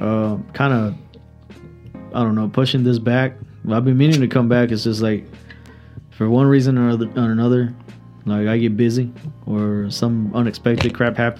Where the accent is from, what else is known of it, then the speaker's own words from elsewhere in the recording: Mexico; moved away; I grew up in Mexico for a good while